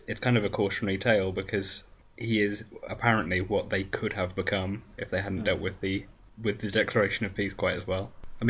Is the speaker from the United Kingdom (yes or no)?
yes; United Kingdom; Because to us, being British